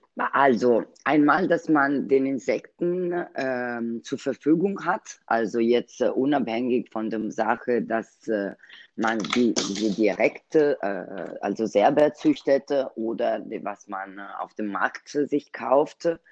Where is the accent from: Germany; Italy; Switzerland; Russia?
Italy; German is a second language; moved away; als Italienerin